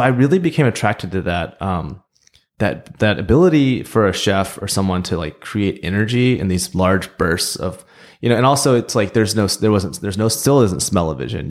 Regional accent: Oklahoma, United States; also born or lived in Seoul, South Korea; Growing up in Oklahoma

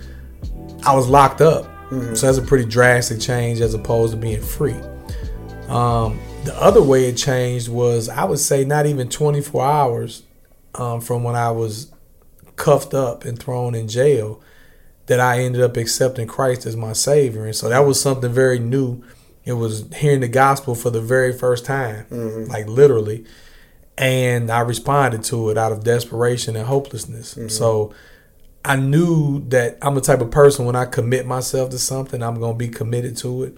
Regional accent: East St. Louis, Illinois, United States; I grew up in East St. Louis, Illinois

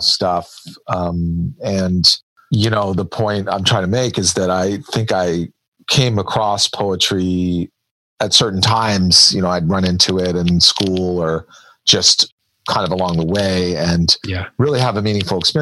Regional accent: Washington, District of Columbia, United States; I come from Washington, D.C. And so I come from a family that is, we were surrounded by government and public service.

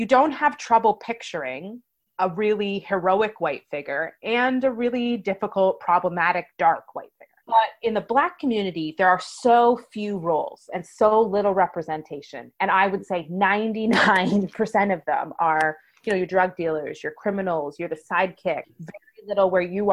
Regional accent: Canada; I was truly Canadian

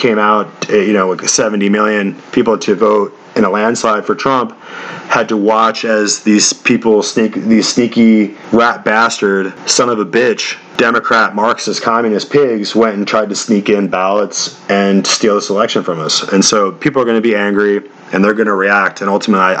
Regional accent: United States; as an American man

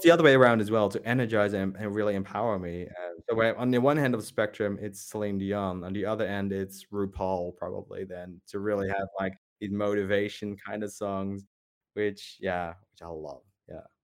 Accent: Netherlands; growing up in the Netherlands, um, I was never, I was never Dutch enough

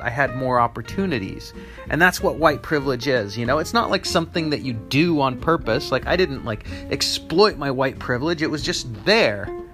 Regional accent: United States; in the United States is where I live. I'm American

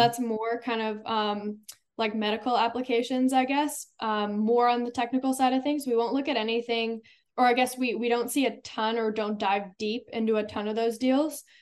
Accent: Silicon Valley, California, United States; growing up in the Silicon Valley

